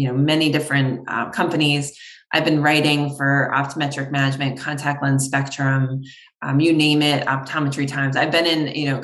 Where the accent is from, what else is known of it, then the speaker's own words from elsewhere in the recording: New York, United States; moved away as an adult; now in Connecticut, United States; I'm from New York originally.